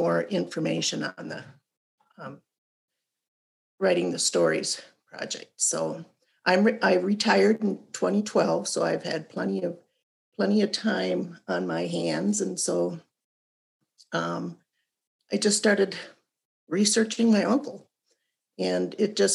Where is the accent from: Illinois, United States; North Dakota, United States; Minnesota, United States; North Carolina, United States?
Minnesota, United States; Austin; born and raised in Minnesota, and first started with my county, Moore County, in Austin, Minnesota